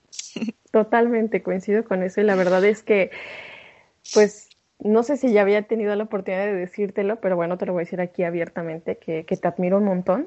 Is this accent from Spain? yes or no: no; Mexico; moved away; soy una mexicana en el extranjero